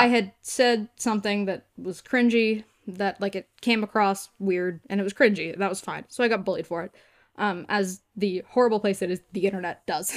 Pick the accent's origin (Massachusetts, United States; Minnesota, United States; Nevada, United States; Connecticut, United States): Massachusetts, United States; Newton; this is home for me.